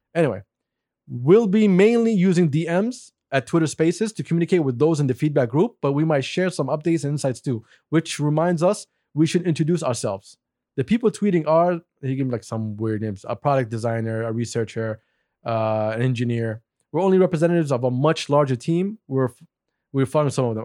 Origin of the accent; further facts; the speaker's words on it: Saudi Arabia; moved away; Me and Hussein were Saudis.